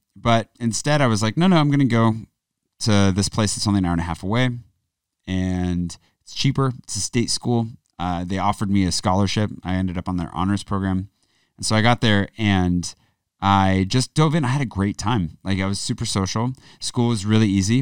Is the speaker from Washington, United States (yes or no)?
yes; Pullman, Washington, United States; moved away; also born or lived in Spokane; the town I grew up in, Pullman